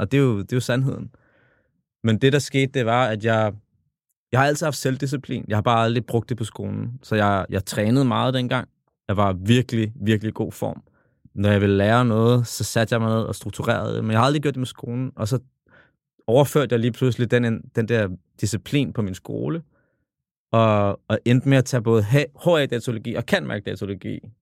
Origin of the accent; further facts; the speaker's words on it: Copenhagen, Capital Region of Denmark, Denmark; jeg kommer jo fra The Hood. Kommer fra Tingbjerg. Og vokset op alene med min far.